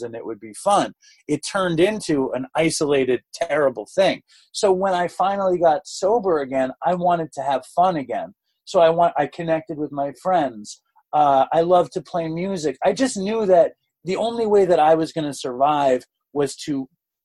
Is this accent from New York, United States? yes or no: yes; New York City, New York, United States; I grew up in Manhattan and I grew up at this very, very amazing school. I got into the school when I was like 4. And I didn't leave the school until I was like 17.